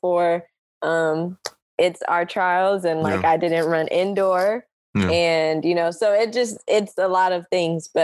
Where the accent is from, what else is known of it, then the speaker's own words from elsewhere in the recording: Kansas City, Missouri, United States; I'm from Kansas City